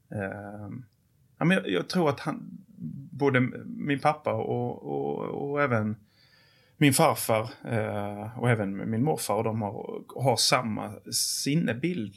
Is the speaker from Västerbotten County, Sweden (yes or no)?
no; Åhus, Skåne, Sweden; moved away; also born or lived in Torsebro; jag är född i Torsebro. Jag är uppväxt i Åhus och Kristianstad kommun.